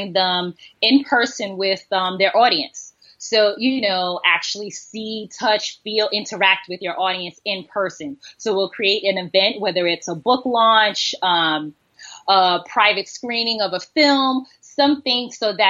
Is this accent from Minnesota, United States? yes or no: no; New York City, New York, United States; also born or lived in California; I was born in Brooklyn, but my family is from Panama